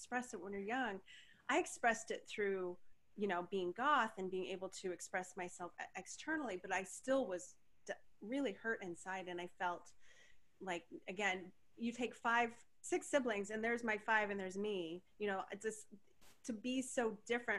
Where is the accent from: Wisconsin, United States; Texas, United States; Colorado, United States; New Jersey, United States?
Colorado, United States; Denver; moved away as an adult; also born or lived in Portland; I moved away from Denver when I was just barely 19